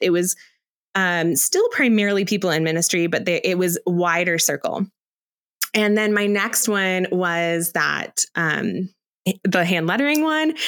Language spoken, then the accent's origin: English; Aurora, United States; I grew up here in Aurora